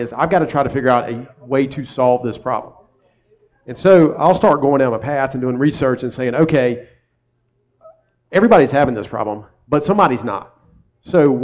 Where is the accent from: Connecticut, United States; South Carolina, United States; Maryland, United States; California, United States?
South Carolina, United States; Columbia; also born or lived in Myrtle Beach, South Carolina; I'm from South Carolina